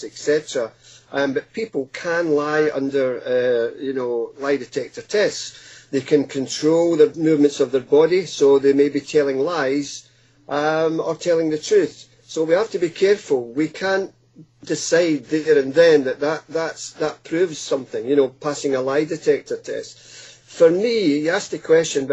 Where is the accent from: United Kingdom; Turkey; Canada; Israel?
United Kingdom; Scotland; moved away as an adult; now in Hastings, United Kingdom; as a small boy growing up in Scotland